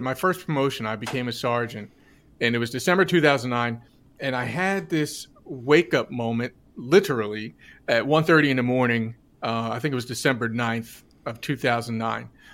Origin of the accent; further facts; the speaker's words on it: New Jersey, United States; I'm from New Jersey